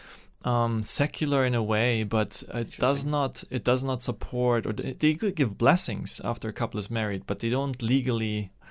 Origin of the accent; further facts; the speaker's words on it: Vienna, Austria; also born or lived in East Germany; I grew up in Austria after that, in Vienna, yeah.